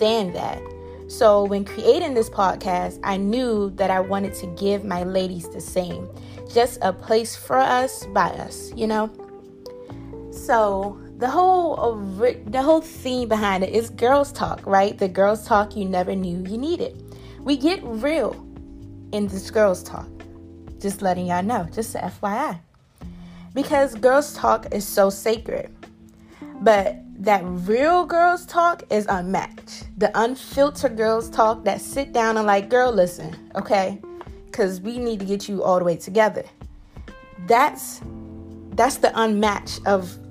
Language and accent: English; Prince George's County, Maryland, United States; I'm from Pretty Girl County, Prince George's County